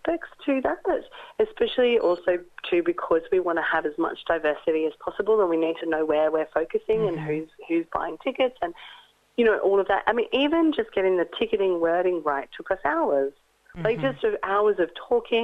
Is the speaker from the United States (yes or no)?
no; Australia; moved away as an adult; also born or lived in London / Europe; I am Australian, but I returned after 10 years away